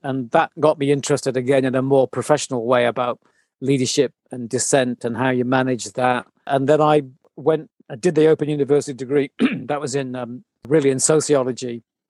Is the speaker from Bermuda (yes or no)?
yes; Bermuda; born there; So I come from, I was an army kid. So I was born in Bermuda.